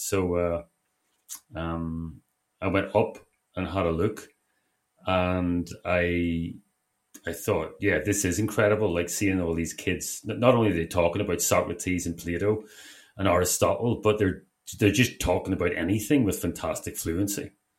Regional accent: Belfast, Northern Ireland, United Kingdom; I'm from North Belfast and for years, it's an area that suffers a lot from suicide and particularly male suicide and has done for the last 20 years.

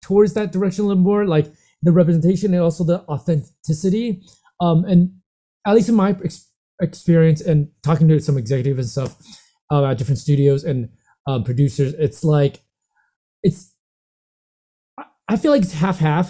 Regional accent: Santa Monica, California, United States; moved away; also born or lived in Asia; I grew up in America, Santa Monica, but I also lived in Asia and worked in Asia for quite some time

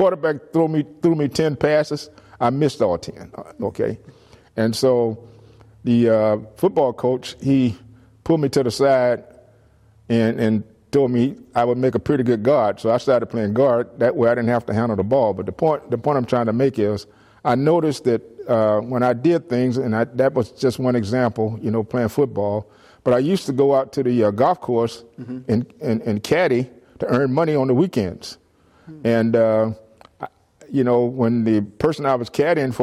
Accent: Miami, Florida, United States; moved away as an adult; now in San Jose, United States; I grew up in Miami, Florida

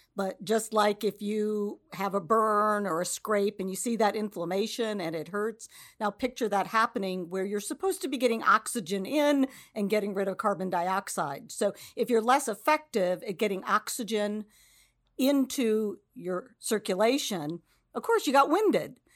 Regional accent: Cleveland, Ohio, United States; moved away as an adult; now in Cincinnati, United States; I grew up in the Cleveland area

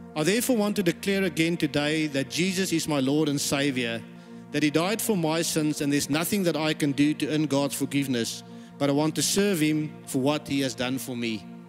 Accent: South Africa; moved away; I was born in South Africa

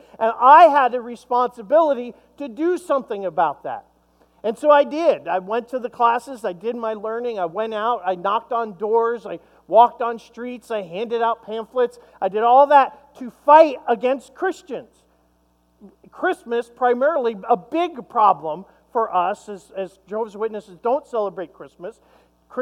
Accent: Long Island, New York, United States; I grew up in Long Island, New York

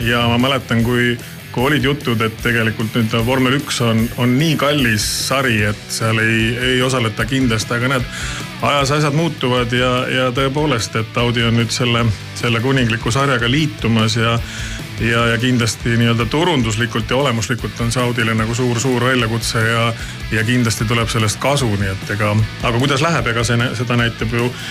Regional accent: Saare County, Estonia; mina olen Saaremaalt pärit

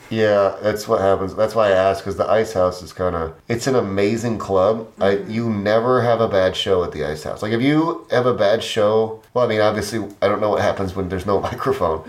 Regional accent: Midwest, United States; I'm just Midwesterner, like through and through.

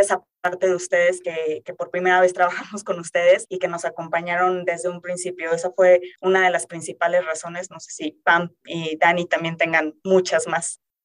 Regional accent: Querétaro, Mexico; yo soy de Querétaro

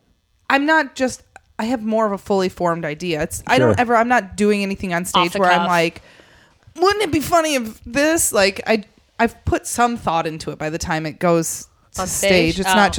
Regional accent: Cedar Lake, Indiana, United States; I am from Cedar Lake, Indiana.

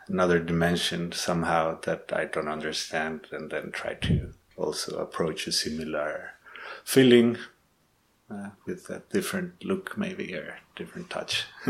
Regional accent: Guatemala; now in Heidelberg, Germany; I was born in Guatemala. I'm living in Heidelberg at the moment

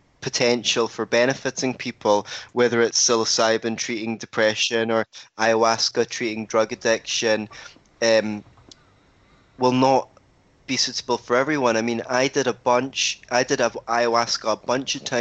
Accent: Scotland, United Kingdom

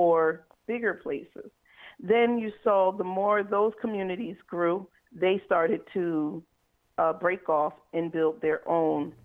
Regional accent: Philadelphia, Pennsylvania, United States; moved away as an adult; now in Memphis, United States; I'm from Philadelphia

